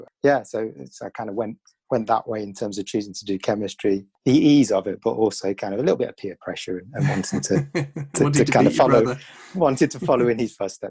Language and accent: English; Birmingham, West Midlands, United Kingdom; moved away as an adult; also born or lived in Cardiff; Yeah, so I grew up in Birmingham, so I'm a Brummie, and from ultimately, I would say, working class parents